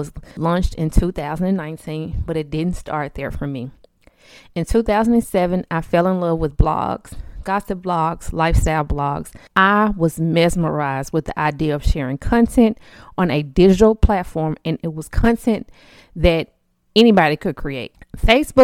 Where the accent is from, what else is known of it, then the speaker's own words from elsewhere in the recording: Memphis, Tennessee, United States; I currently live in Memphis, Tennessee. Born and raised here, Memphis Tiger, been here all my life